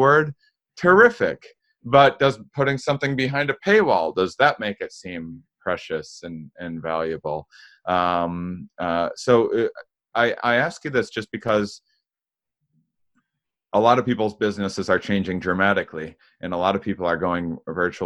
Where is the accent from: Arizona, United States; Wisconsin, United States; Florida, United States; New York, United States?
Wisconsin, United States; I'm from Wisconsin